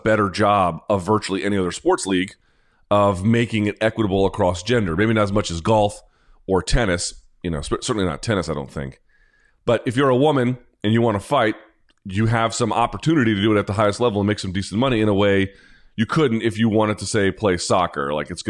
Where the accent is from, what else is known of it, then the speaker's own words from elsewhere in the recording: Chicago, Illinois, United States; We're both from Chicago, a city of violence. Somewhere we need to uplift. I used to shout this man out for being from the same city as me.